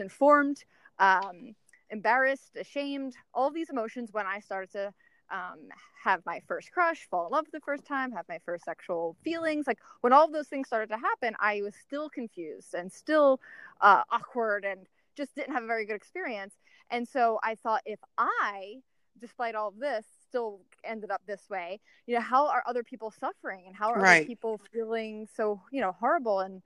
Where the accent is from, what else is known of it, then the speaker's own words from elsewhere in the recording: outside of Philadelphia, Pennsylvania, United States; moved away as an adult; now in San Diego, United States; growing up outside of Philadelphia